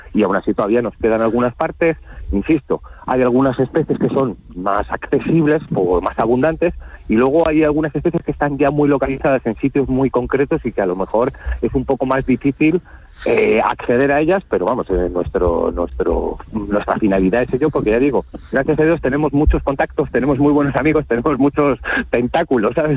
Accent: Spain; como buen español

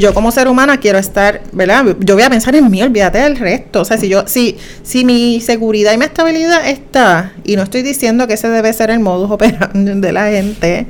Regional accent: Juncos, Puerto Rico; yo soy de Junco

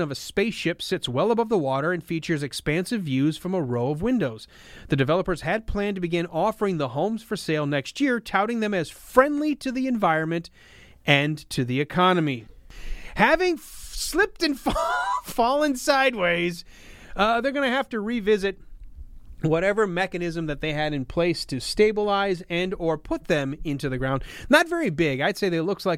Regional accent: Michigan, United States; my home state of Michigan

